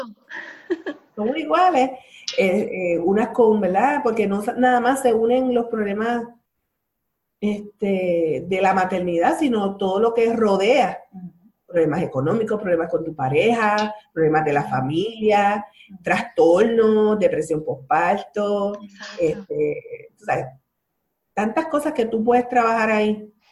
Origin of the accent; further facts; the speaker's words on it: Bayamón, Puerto Rico; yo soy de Bayamón